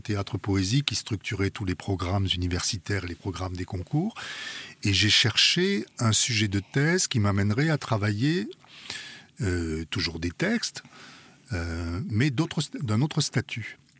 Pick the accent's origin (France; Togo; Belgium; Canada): France; je suis français, ma culture est en grande partie euh, française